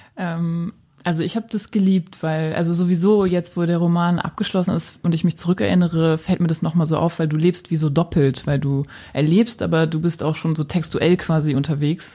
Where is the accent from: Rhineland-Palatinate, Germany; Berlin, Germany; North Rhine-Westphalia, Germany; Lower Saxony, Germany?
Berlin, Germany; ich bin als Jugendliche in Berlin natürlich so sehr ähm, verwöhnt aufgewachsen